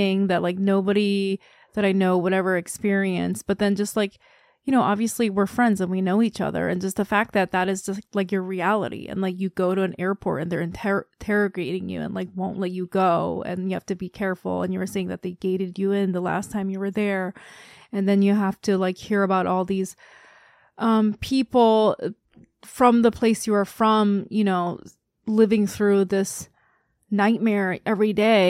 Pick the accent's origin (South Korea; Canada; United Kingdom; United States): South Korea; I'm from Korea